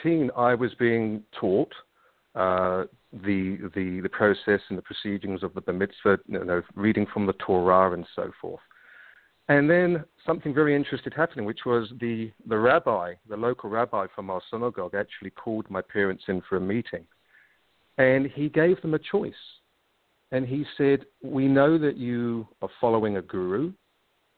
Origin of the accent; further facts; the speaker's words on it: London, United Kingdom; accent: slight English accent; moved away as an adult; also born or lived in Israel; now in New Zealand; I'm originally from London. And as it says in the bio, yes, I had a very interesting upbringing